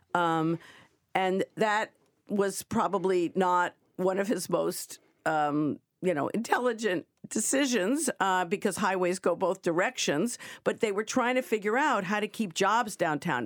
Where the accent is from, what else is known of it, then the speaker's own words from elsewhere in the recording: New York, United States; moved away; I was coming from New York and, uh, where, you know, we have streets and avenues